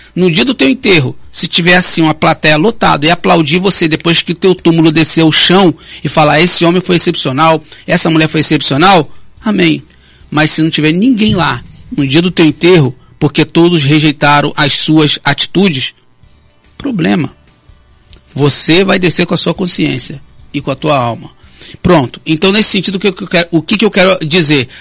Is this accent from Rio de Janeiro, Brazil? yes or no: yes; Rio de Janeiro, Brazil; now in Campos dos Goytacazes, Brazil; desde o Rio de Janeiro, que eu fui criado lá no Complexo Alemão